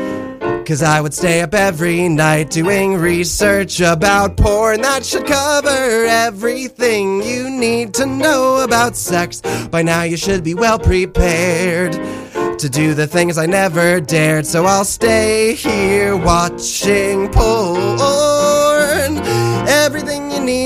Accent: Millburn, New Jersey, United States; moved away; I'm from New Jersey, so not very far.

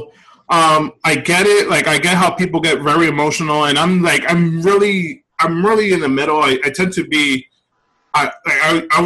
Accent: New York City, New York, United States; moved away as an adult; I'm originally from the Bronx. I recently moved

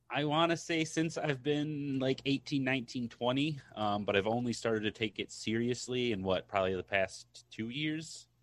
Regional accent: Michigan, United States; I'm from Michigan. I think I said that in one episode, but, um, from the cold state of Michigan

